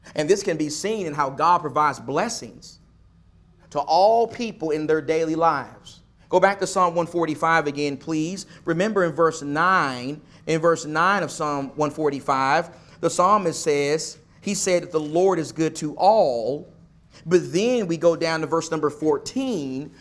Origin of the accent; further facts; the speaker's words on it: Nacogdoches, Texas, United States; moved away; my hometown of Nacogdoches, Texas